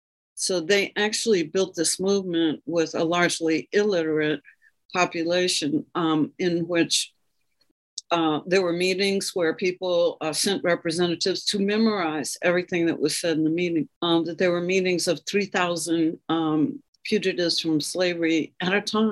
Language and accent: English; Hampton, Virginia, United States; I grew up in a town where most of the children I went to school with were descendants of contrabands.